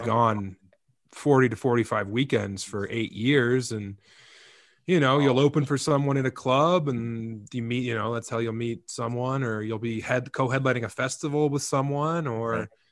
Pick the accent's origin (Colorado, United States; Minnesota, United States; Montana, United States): Colorado, United States; Eastern Plains; moved away as an adult; also born or lived in Denver / Ithaca, New York / Las Vegas; I'm born and raised in Colorado, man. Uh, you know, on the Eastern Plains out there